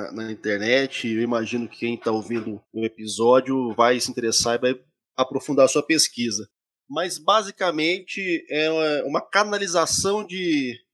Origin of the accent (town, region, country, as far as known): Goiânia, Goiás, Brazil